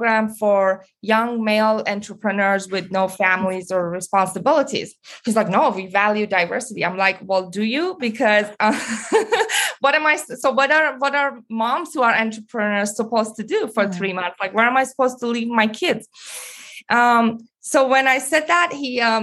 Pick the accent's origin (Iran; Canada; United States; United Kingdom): Iran; moved away; growing up in Iran and then coming here as an immigrant